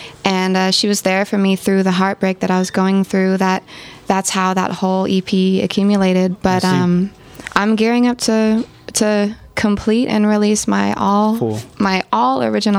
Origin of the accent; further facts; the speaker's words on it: Oakland, California, United States; also born or lived in Berkeley; But I was raised in Oakland my whole life. I've never lived anywhere else.